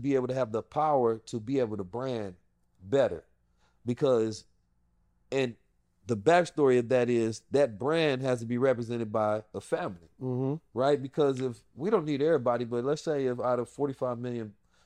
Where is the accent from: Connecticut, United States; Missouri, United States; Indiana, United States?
Missouri, United States; St. Louis; moved away; also born or lived in Oakland, California; Growing up in South St. Louis